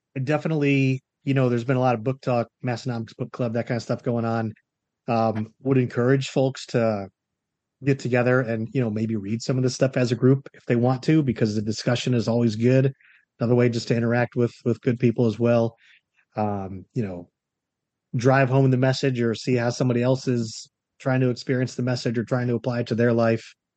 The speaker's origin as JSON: {"language": "English", "region": "Florida", "country": "United States", "tie": "born or raised there", "also_born_or_lived": "North Carolina", "moved": "as an adult", "said": "I was born and raised in Florida. I also went to college here."}